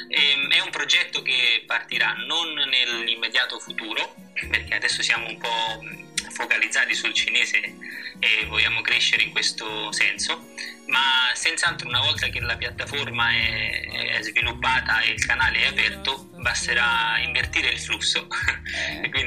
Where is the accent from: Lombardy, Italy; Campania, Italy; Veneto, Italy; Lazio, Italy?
Lazio, Italy; Rome; moved away; Beh, Roma mi manca molto, devo dire, è una città